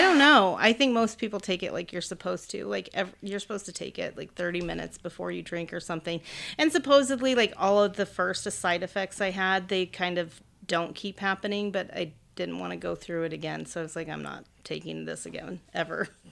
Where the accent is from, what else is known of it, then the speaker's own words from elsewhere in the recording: central Illinois, United States; also born or lived in Oakland, California; now in Arizona, United States; I was born in Oakland, but when I was six weeks old, we moved to Illinois, like, central Illinois, so m, mainly farmlands